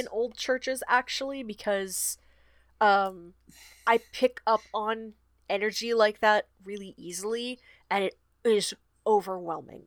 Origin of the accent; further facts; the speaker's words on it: Georgia, United States; church in my hometown. It is the oldest black church in Georgia